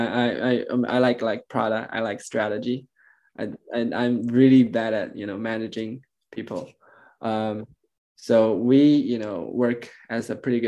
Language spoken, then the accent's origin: English; China; I'm born and raised in China